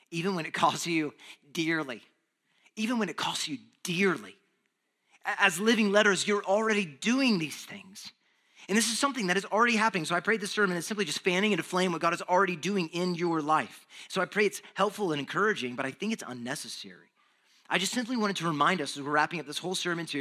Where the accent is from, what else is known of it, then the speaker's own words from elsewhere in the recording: Texas, United States; moved away; I'm from Texas